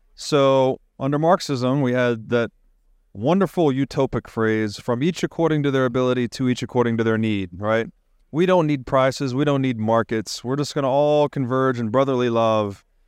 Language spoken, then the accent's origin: English; Tennessee, United States; growing up in Tennessee, you're outside a lot, looking at the stars